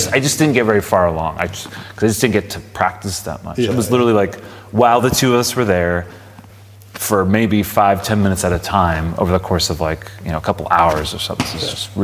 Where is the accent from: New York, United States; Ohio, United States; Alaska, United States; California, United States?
California, United States; Palm Springs; So I grew up in Palm Springs